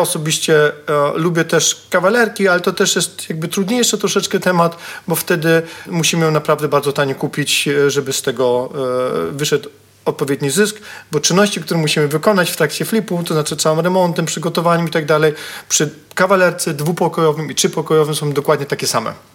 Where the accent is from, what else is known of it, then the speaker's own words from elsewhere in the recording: Katowice, Silesian Voivodeship, Poland; jestem z Katowic